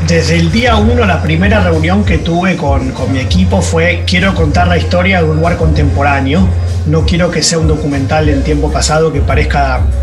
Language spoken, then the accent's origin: Spanish; Argentina; como buen argentino